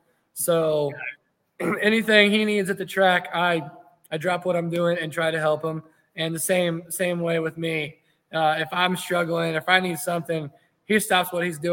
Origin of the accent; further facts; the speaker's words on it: Unionville, Missouri, United States; Unionville's pretty much my hometown pull.